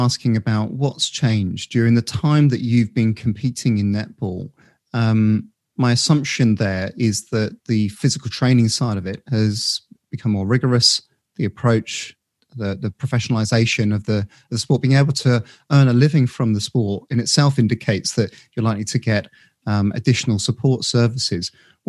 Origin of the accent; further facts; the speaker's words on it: United Kingdom; I think maybe it is our specific viewpoint as a Brit or, you know, that sort of Western society thinking, why isn't netball in there?